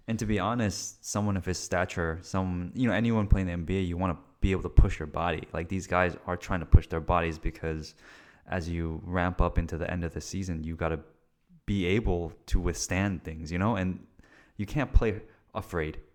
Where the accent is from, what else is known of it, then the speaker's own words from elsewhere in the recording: California, United States; as a Californian